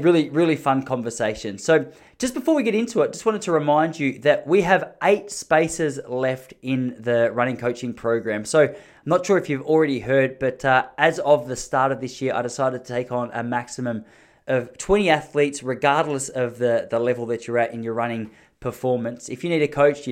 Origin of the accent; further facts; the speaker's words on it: Gippsland, Victoria, Australia; I'm from a place in Victoria in Australia called Gippsland, which is sort of country Victoria.